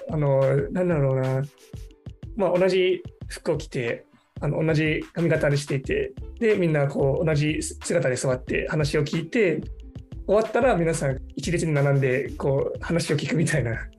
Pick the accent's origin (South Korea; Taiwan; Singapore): Singapore; Japanese is a second language; moved away as an adult; now in Japan; 私はシンガポールで生まれ育ってで日本語を勉強し始めたのは13歳の頃ですね